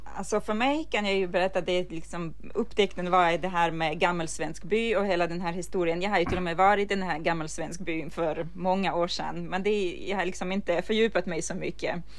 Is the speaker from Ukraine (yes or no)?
yes; Ukraine; now in Sweden; som en ukrainare som har fötts och uh, vuxit upp och ätit den här maten hela livet